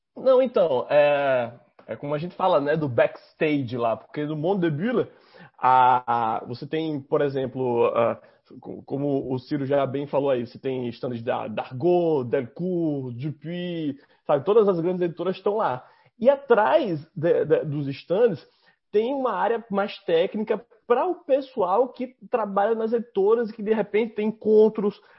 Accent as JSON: {"language": "Portuguese", "region": "Northeast Region", "country": "Brazil", "accent": "nordestino", "said": "tem um sotaque tão nordestino quanto o meu"}